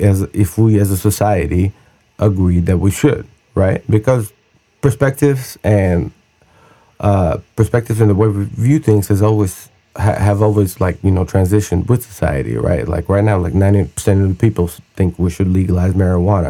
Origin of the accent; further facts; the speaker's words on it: Russia; now in United States; I grew up in Russia.